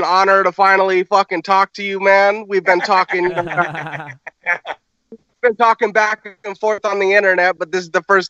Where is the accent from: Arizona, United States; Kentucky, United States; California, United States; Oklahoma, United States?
California, United States; I'm from Cali. I'm in LA County right now, just chilling under my fucking giant avocado tree.